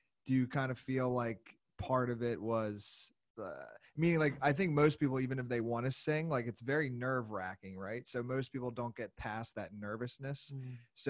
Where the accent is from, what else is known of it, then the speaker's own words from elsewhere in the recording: United States; I am American